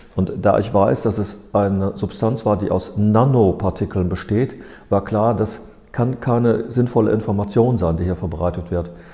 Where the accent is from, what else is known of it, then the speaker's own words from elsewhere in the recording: Ruhr area, North Rhine-Westphalia, Germany; ich komme aus dem Ruhrgebiet